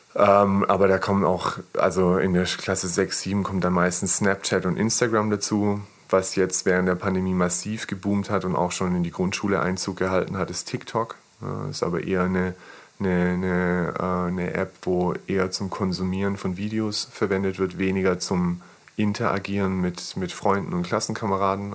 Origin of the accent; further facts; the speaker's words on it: Maulbronn, Baden-Württemberg, Germany; also born or lived in Pforzheim; komme übrigens hier aus der Gegend, also ich bin in Maulbronn geboren, bin dann ähm, kurz vorm Abitur bin ich mit meiner Familie nach Pforzheim gezogen